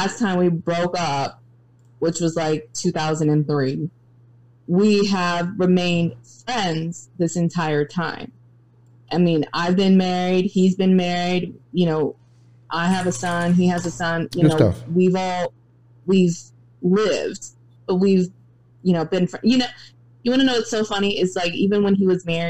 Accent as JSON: {"language": "English", "region": "the South", "country": "United States", "said": "I'm a Southern woman"}